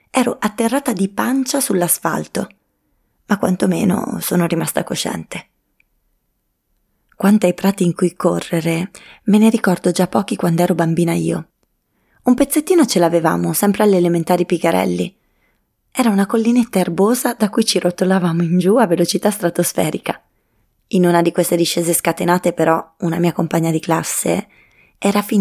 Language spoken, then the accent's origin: Italian; Trento, Trentino-Alto Adige, Italy; Anch'io, in realtà, sono un po' gardolotta sì, perché ho passato l'infanzia a Gartolo e di corse a Gartolo ne ho fatte tante pure io. Ho fatto l'elementare alle Pigarelli